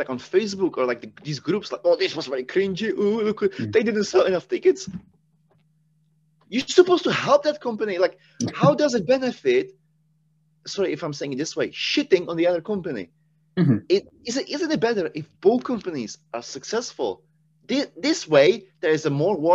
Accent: Czechia; English is a second language; moved away; I'm from Czech Republic. I'm Czech

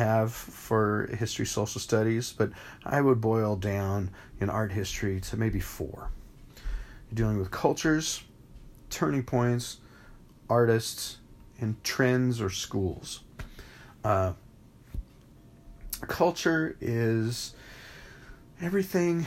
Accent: Phoenix, Arizona, United States; now in Charter Oak, United States; I grew up in Phoenix, Arizona, in the Southwest

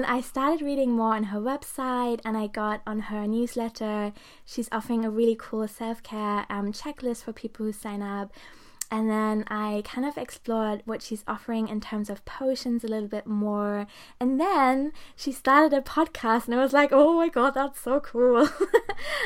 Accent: Germany; also born or lived in Portugal; now in Brighton, United Kingdom; I'm in Brighton in the UK right now, which I really love. And I'm originally from Germany

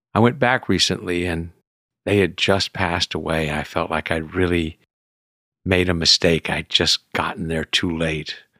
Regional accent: Houston, Texas, United States; moved away; also born or lived in California; I was raised in Houston as a city kid

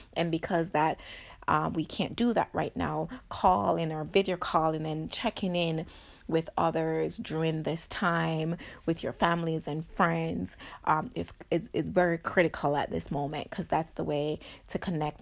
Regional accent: Jamaica; I'm Jamaican

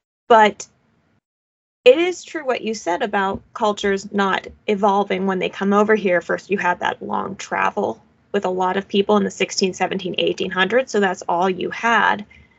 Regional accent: Pennsylvania, United States; we're both from Pennsylvania here

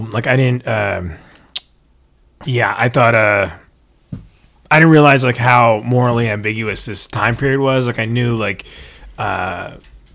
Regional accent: the North, United States; I was raised in the North

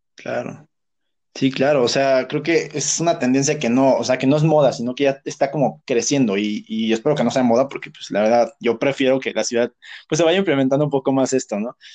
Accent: Texcoco, State of Mexico, Mexico; yo no soy de la Ciudad de México, yo soy de Texcoco

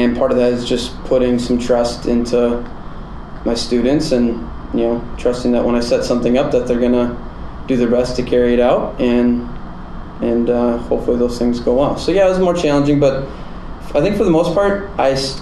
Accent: Kimberly, Wisconsin, United States; moved away; my hometown, Kimberly, Wisconsin

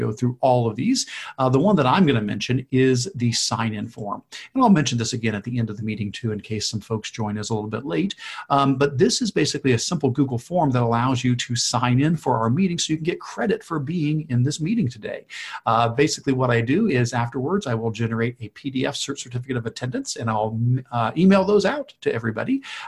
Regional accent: Ohio, United States; Now, you heard us both say we're from Ohio

